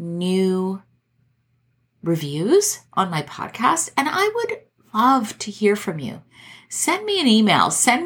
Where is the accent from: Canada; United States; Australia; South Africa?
Canada; I'm Canadian